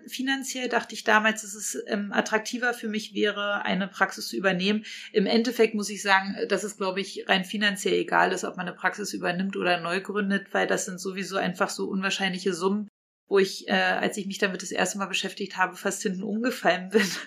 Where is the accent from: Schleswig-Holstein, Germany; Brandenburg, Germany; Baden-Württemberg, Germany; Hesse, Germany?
Brandenburg, Germany; Potsdam; wir kommen alle aus Potsdam